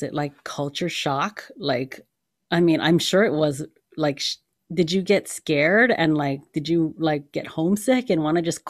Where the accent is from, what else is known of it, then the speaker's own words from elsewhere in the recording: Hawaii, United States; now in Los Angeles, United States; I'm from Hawaii originally